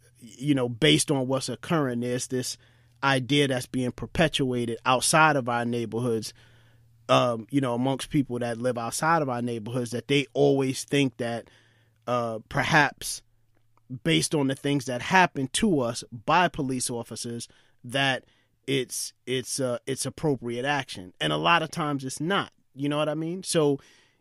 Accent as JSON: {"language": "English", "town": "New York City", "region": "New York", "country": "United States", "tie": "born or raised there", "said": "growing up in East New York, Brooklyn, during the height of the crack era"}